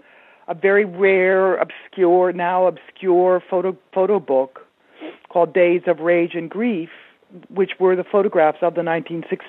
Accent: Japan; I was born and raised in Japan

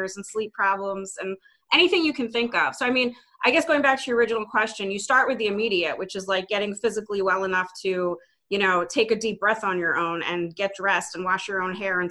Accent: Philadelphia, Pennsylvania, United States; Born and raised in the Philadelphia area. I've never lived anywhere else.

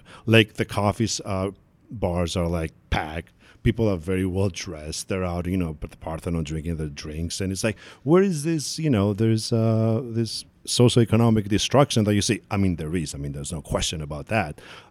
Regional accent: New York, United States; born there; now in Boston, United States; I was born in New York and live in Boston.

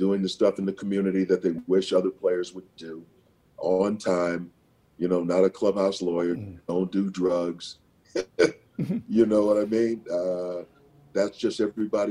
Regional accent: St. Paul, Minnesota, United States; moved away as an adult; also born or lived in San Diego / New York; Growing up in St. Paul, Minnesota in the 50s and 60s

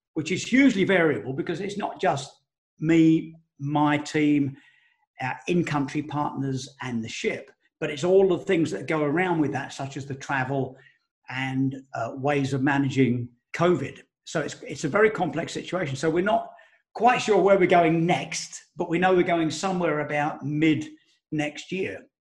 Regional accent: Elm Park, London, United Kingdom; I grew up in Elm Park, Essex, which is next to Romford in Essex.

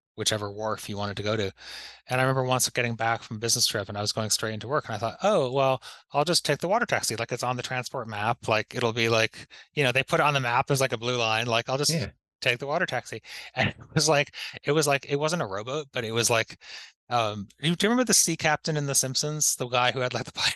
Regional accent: Pittsfield, Massachusetts, United States; moved away as an adult; also born or lived in Boston / London; growing up in Pittsfield, it was kind of like our reference big city.

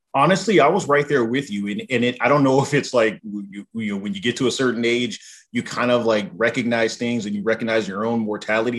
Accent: Southern California, United States; I grew up in Southern California.

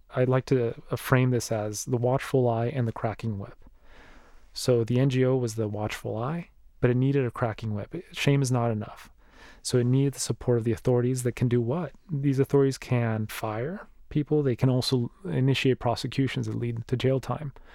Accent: Mexico; moved away; my home country of Mexico

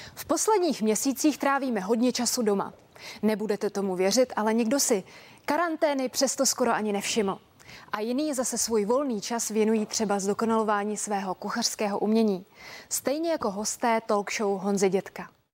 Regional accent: Kazan, Tatarstan, Russia; now in Czech Republic; V Kazaně, v mém rodném městě, kde mám prarodiče

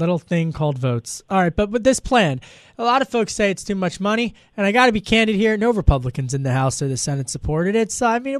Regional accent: Pennsylvania, United States; President Biden said it to Delco, my hometown, next Tuesday.

